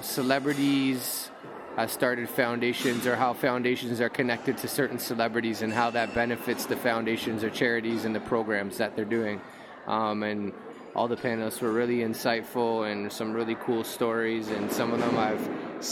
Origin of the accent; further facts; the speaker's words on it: Toronto, Ontario, Canada; I grew up in Toronto in the 90s